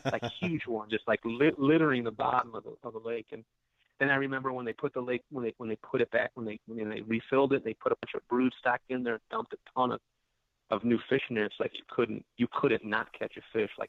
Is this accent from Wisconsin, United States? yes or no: yes; Delavan, Wisconsin, United States; I haven't fished Lake Delavan in a while. I, I grew up in Lake Delavan.